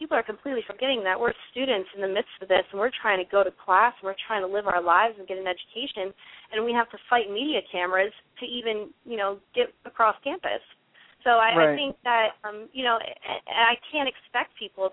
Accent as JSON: {"language": "English", "region": "New York", "country": "United States", "said": "I'm from New York, so that's a station that a lot of people I went to high school with and friends of the family, they listen to it"}